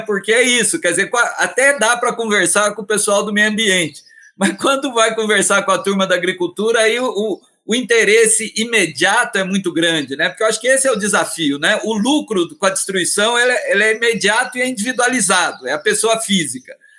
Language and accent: Portuguese; Varginha, Minas Gerais, Brazil; lá em Varginha, minha cidade natal